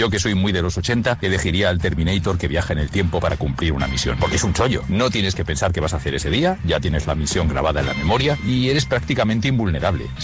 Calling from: Zaragoza, Aragon, Spain; Muy buenas, soy … de Zaragoza

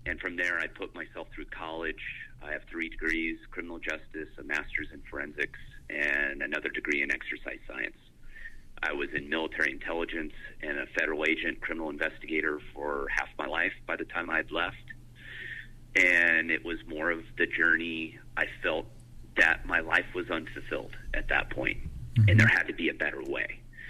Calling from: Northeast Washington State, United States; I am calling from my house off the grid in Northeast Washington State.

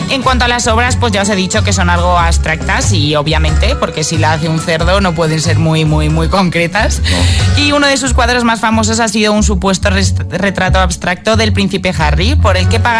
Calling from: Móstoles, Community of Madrid, Spain; Pues soy … de Móstoles

